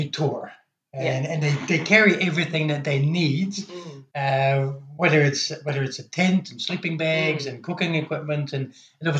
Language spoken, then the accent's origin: English; Belgium; moved away; I'm originally from Belgium